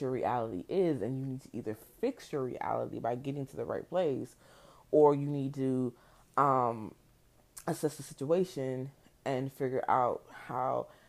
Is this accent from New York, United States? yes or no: no; New Jersey, United States; moved away; also born or lived in the South; I grew up in Jersey